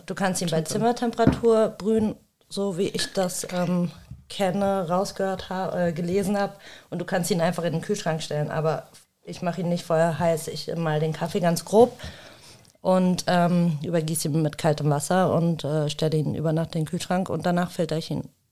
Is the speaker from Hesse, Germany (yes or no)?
yes; suburb of Rüsselsheim, Hesse, Germany; ich als, äh, als zwar nicht Rüsselsheimerin, ich bin äh, ja aus dem Vorort